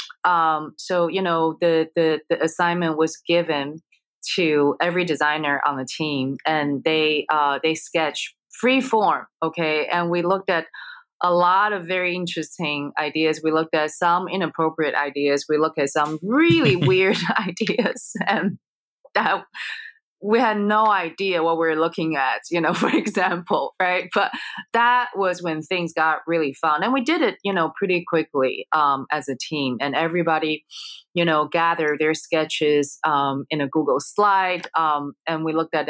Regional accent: Taiwan; moved away; I grew up in Taiwan. My parents are from China

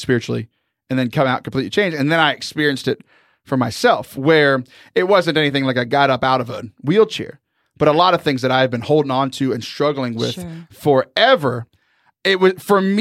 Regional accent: Southern Texas, United States; I'm from Southern Texas

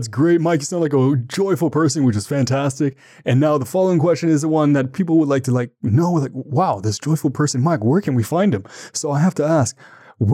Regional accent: Ottawa, Ontario, Canada; I'm from Ottawa, Ontario, Canada

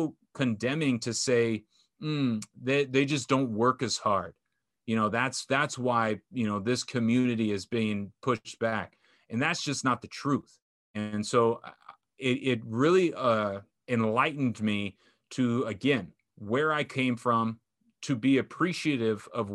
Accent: Orange County, California, United States; growing up in Orange County, having my parents be together

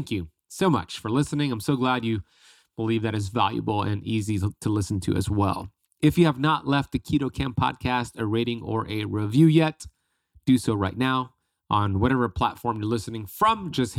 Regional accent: Miami, Florida, United States; It was like 13 degrees Fahrenheit, and I'm from Miami.

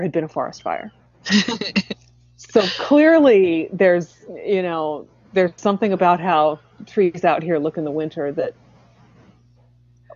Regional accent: Pennsylvania, United States; as a Pennsylvania native myself

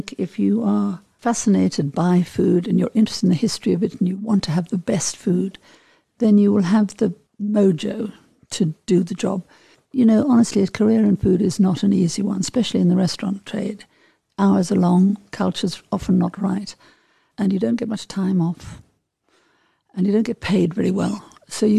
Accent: Johannesburg, Gauteng, South Africa; moved away as an adult; also born or lived in Paris; growing up in South Africa, I mean, I came from a sort of very Johannesburg, northern suburb, middle class, white family

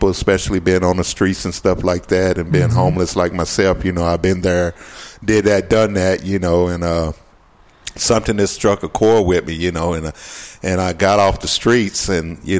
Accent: Knoxville, Tennessee, United States; moved away as an adult; now in Texas, United States; I was going to the Knoxville Boys Club back in Tennessee of my hometown

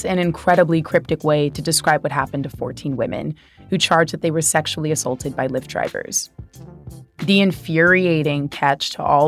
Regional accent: California, United States; California has really been churning out reasons for me to be proud of my home state

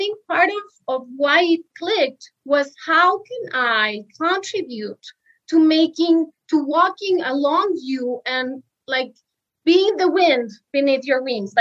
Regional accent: Mexico City, Mexico; moved away as an adult; I am from Mexico City. I just came back to Mexico after living almost 12 years abroad

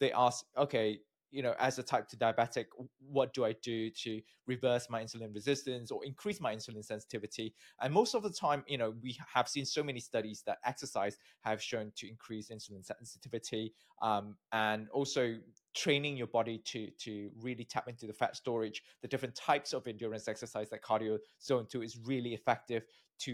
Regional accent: Malaysia; moved away as an adult; also born or lived in United Kingdom; I'm from Malaysia, I got my PhD from the UK

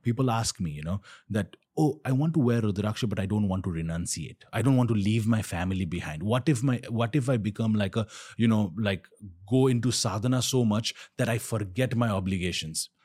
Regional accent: Kathmandu, Bagmati, Nepal; my village, I am from Pashpatinath. So, I didn't move to Pashpatinath

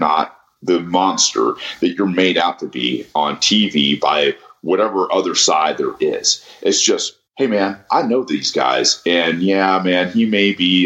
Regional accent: Atlanta area, Georgia, United States; we went to the same high school

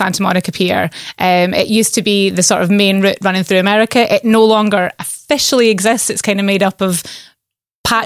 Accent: Shetland, Scotland, United Kingdom; moved away; I am born and bred in Shetland, Island girl

